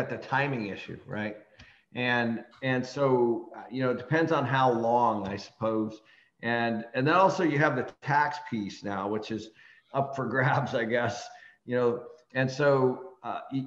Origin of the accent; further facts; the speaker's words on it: Seattle, Washington, United States; moved away; I started managing properties when I grew up in Seattle, and I was doing that in college